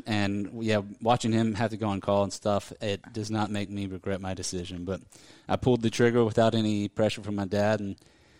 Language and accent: English; Raleigh, North Carolina, United States; I'm from Raleigh, grew up here. was born here. I love Raleigh.